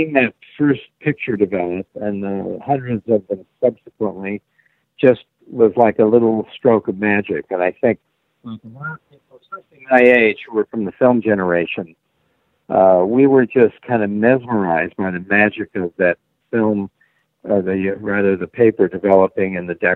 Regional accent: Salt Lake City, Utah, United States; moved away; I grew up in Salt Lake City and still consider it home.

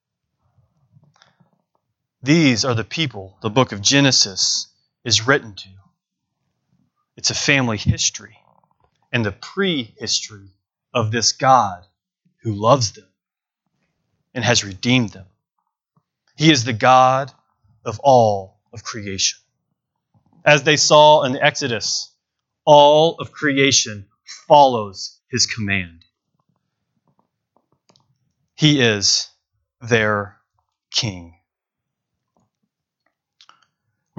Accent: Bentonville, Arkansas, United States; Jessica and I were both born and raised in Bentonville, Arkansas

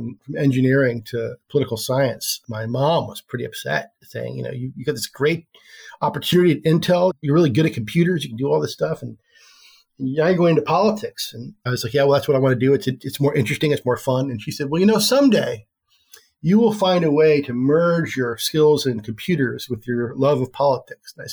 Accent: Oregon, United States; I grew up here in Oregon. I'm a lifelong Oregonian

